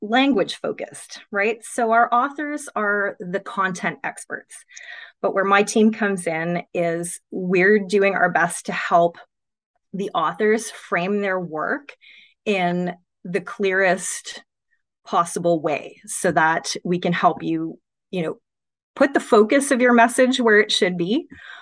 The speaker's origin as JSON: {"language": "English", "town": "Montreal", "region": "Quebec", "country": "Canada", "tie": "born or raised there", "also_born_or_lived": "Ottawa", "moved": "as an adult", "said": "I grew up in Montreal. And I wanted to study journalism in university, which is what brought me to Ottawa"}